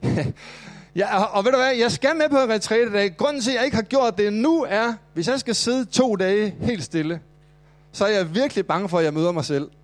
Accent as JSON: {"language": "Danish", "area": "Mors", "region": "North Denmark Region", "country": "Denmark", "tie": "born or raised there", "moved": "yes", "lives_now": "Copenhagen, Denmark", "said": "jeg voksede op på Mors"}